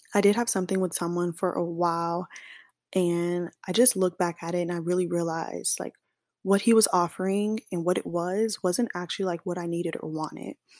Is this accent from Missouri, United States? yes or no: yes; Kansas City, Missouri, United States; moved away as an adult; now in Dallas, United States; I'm from Kansas City, Missouri, not Kansas, but I do live in Dallas, Texas now as of August of last year.